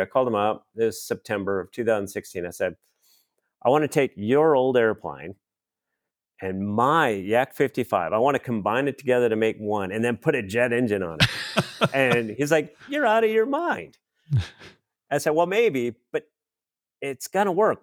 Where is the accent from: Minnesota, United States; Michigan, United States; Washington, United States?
Minnesota, United States; I grew up in Minnesota, so Oshkosh was just next door